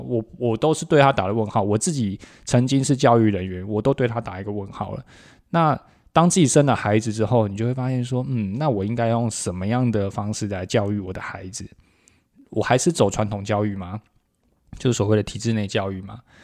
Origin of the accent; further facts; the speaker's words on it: Taiwan; 闽南语是我们台湾很重要的一个本土母语